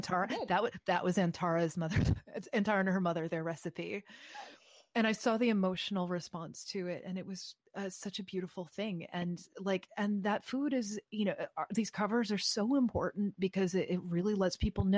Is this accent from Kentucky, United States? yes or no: yes; Kentucky, United States; moved away as an adult; when I was growing up in Kentucky